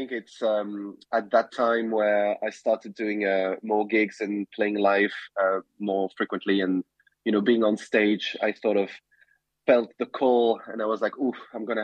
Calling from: London, United Kingdom; Uh, I'm in London, uh, where I live. Um, and it's uh, I'm calling under the, the grey, dark sky of uh, winter approaching.

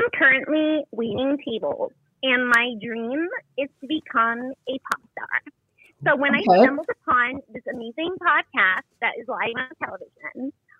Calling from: Los Angeles, California, United States; I'm calling from LA.

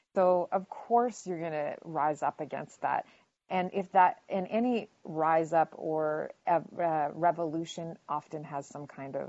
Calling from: Canada; And again, I'm coming from Canada, so like I'm just watching.

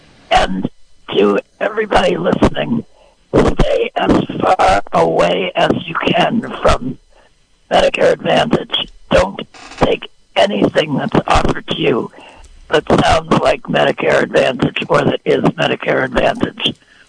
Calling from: Redwood Valley, California, United States; I'm calling from Redwood Valley.

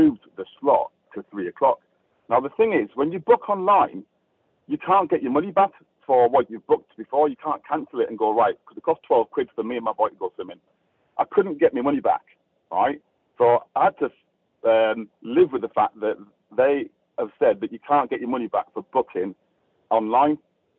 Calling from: South East England, United Kingdom; I'm calling from Berkshire.

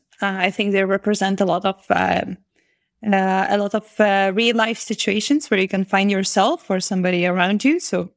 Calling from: Vilnius, Vilnius County, Lithuania; I'm currently calling from Vilnius, the capital of Lithuania.

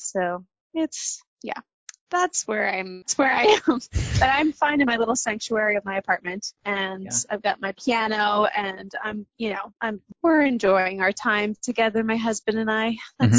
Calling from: San Francisco, California, United States; I am in California in San Francisco.

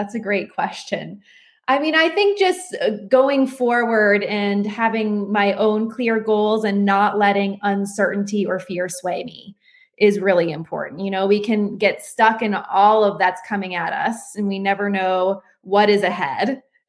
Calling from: Asheville, North Carolina, United States; I'm calling from Asheville, North Carolina.

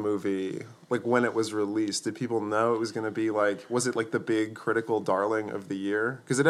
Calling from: Lawrenceville, New Jersey, United States; I'm happy to report that I'm recording here from Lawrenceville, New Jersey on this Mother's Day 2016

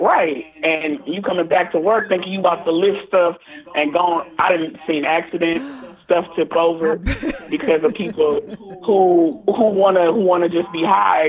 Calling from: Toledo, Ohio, United States; I'm calling from Toledo, Ohio, the 419

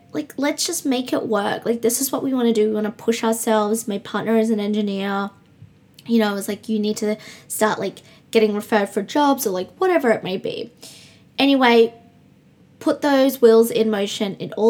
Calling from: Brisbane, Queensland, Australia; also born or lived in Perth; I'm recording from Brisbane, the other side of Australia. If you're just joining me, I lived in Perth and I have now been in Brisbane nearly a month and a few days.

